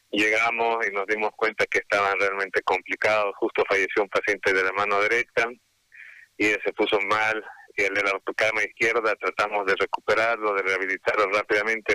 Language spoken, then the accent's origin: Spanish; Bolivia